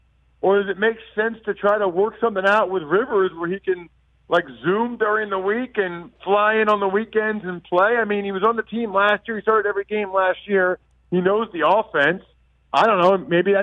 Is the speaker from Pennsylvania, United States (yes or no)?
yes; Wyomissing, Pennsylvania, United States; born or raised there